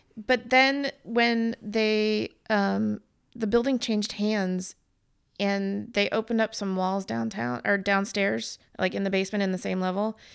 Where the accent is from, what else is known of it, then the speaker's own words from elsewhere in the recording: California, United States; we're from California